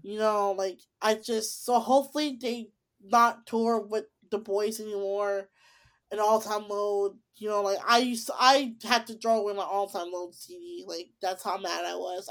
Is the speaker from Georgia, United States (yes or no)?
no; Tinley Park, Illinois, United States; my hometown of Tilly Park or Chicago, Tilly Park.